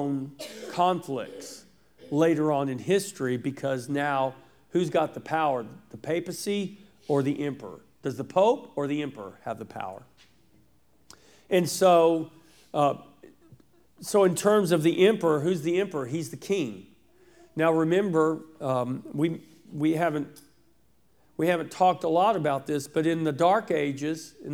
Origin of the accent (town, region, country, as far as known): United States